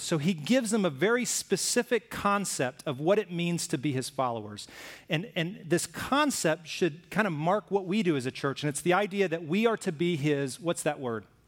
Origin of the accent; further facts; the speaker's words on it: Alabama, United States; I grew up in Alabama